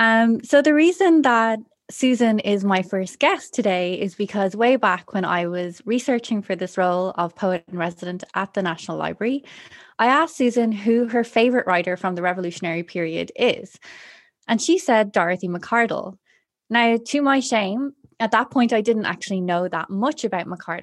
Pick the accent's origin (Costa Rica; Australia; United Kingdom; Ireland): Ireland; Dublin, Leinster; where my family are from. She attended Alexander College, which is just down the road from where I grew up in Dublin.